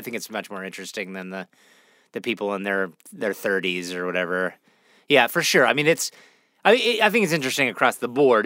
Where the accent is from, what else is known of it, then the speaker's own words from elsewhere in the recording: Pittsburgh, Pennsylvania, United States; also born or lived in Toronto, Canada; I grew up uh, Pittsburgh, Pennsylvania